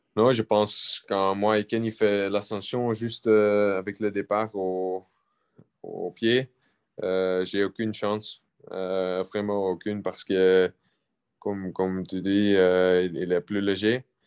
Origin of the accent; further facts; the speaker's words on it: Belgium; je suis belge